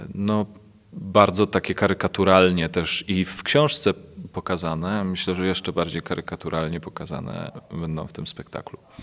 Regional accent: Kielce, Świętokrzyskie Voivodeship, Poland; Ja pochodzę z Kielc, moja rodzina mieszka w Kielcach.

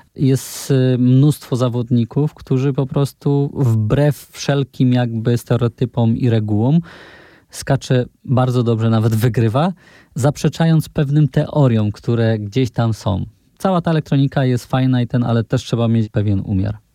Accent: Poland; u nas w Polsce

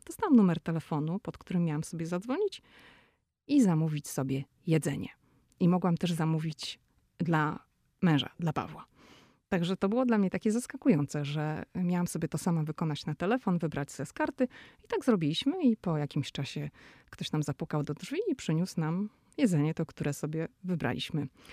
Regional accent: Poland; moved away as an adult; now in United States; ja jestem z Polski

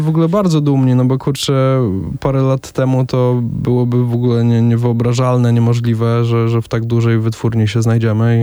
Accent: Łomża, Podlaskie Voivodeship, Poland; oba jesteśmy z Łomży

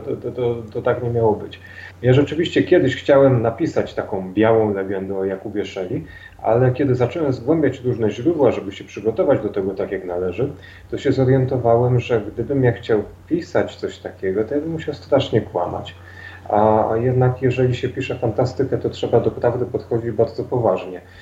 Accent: Dębica, Subcarpathian Voivodeship, Poland; moved away as an adult; now in Kraków, Poland; mimo że od kilku lat mieszkam w Krakowie, no dalej jak się mnie ktoś zapyta, skąd jestem, to jestem z Dębicy.

